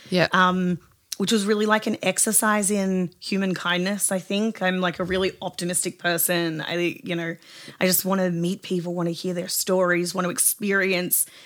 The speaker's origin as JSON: {"language": "English", "town": "Sydney", "region": "New South Wales", "country": "Australia", "tie": "born or raised there", "moved": "as an adult", "lives_now": "United States", "said": "So basically, I'm from Southwest Sydney"}